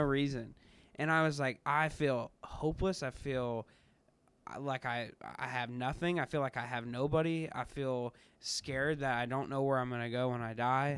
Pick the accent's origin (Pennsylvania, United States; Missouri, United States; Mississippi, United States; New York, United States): Missouri, United States; Kansas City; moved away as an adult; now in Ohio, United States; I'm from Kansas City area